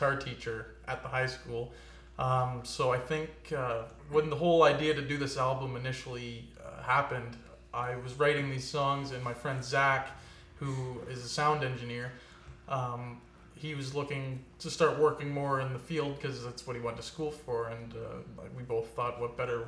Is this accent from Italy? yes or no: no; Port Perry, Ontario, Canada; moved away as an adult; also born or lived in Guelph; now in Peterborough, Canada; I grew up originally in Port Perry, so not too far from here